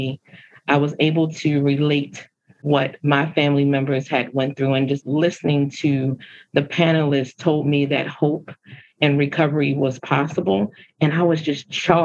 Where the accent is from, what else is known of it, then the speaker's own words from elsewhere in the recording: Baltimore, Maryland, United States; I grew up in West Baltimore